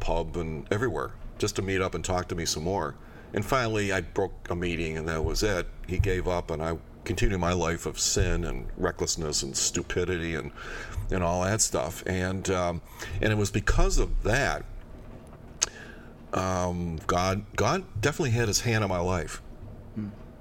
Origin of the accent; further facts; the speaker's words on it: United States; I'm an American